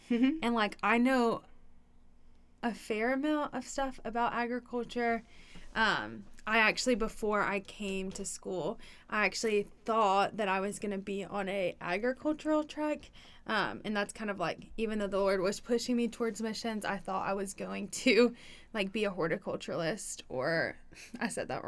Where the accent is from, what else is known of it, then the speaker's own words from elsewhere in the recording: Atlanta, Georgia, United States; moved away; I'm from Atlanta